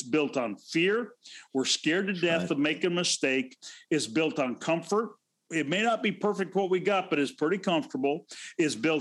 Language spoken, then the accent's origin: English; Pacific Northwest, United States; I grew up in the Pacific Northwest